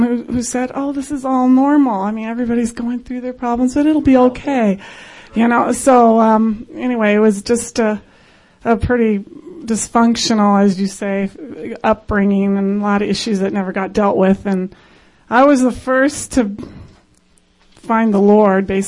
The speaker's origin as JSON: {"language": "English", "town": "San Diego", "region": "California", "country": "United States", "moved": "as an adult", "lives_now": "Greece", "said": "San Diego girl."}